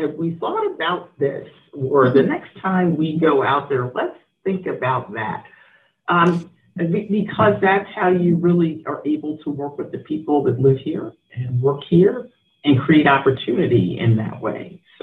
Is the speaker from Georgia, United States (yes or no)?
no; New York City, New York, United States; also born or lived in Asia; I'm a native New Yorker. I was born in East Harlem in Manhattan.